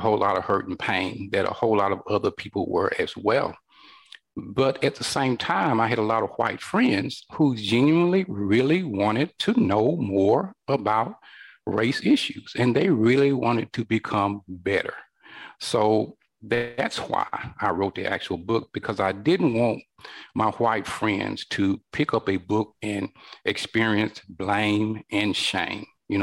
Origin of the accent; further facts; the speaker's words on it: northern Alabama, United States; I was born here in northern Alabama in the 1960s during the height of the civil rights movement. And a lot of things were happening here in my home state